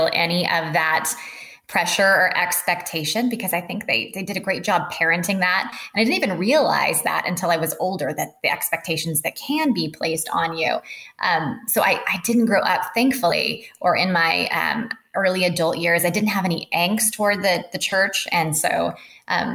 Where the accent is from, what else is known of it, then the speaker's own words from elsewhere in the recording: Washington, United States; I was born in Washington State